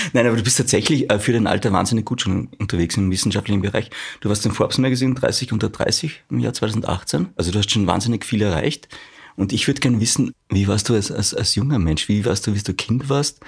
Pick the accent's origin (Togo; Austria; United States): Austria; bei uns in Österreich